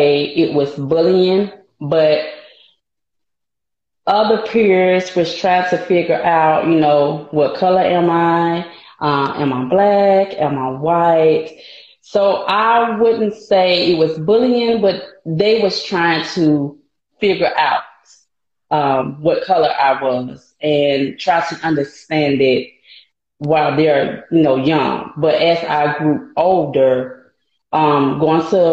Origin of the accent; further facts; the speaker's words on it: Montgomery, Alabama, United States; I grew up in Montgomery, Alabama, and I love it here